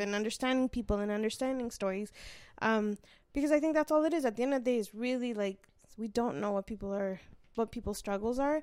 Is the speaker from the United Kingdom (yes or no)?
no; Canada; I was born here